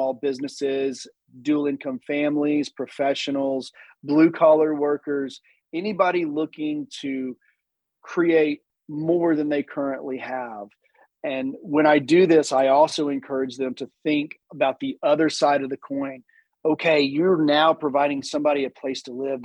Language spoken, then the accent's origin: English; Chattanooga, Tennessee, United States; also born or lived in Birmingham, Alabama / Washington, District of Columbia, United States; I'm from Chattanooga, Tennessee.